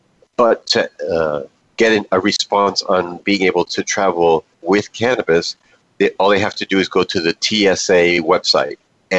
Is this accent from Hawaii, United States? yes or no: no; New York City, New York, United States; moved away; I am not originally from the state of Florida. I am originally from the great state of New York, specifically from New York City. I was born in Manhattan and raised in the South Bronx.